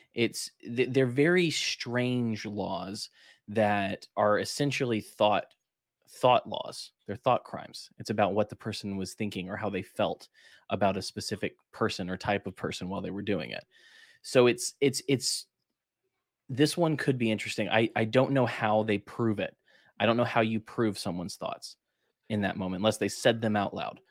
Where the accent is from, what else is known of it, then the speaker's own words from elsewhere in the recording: Alabama, United States; I'm from Alabama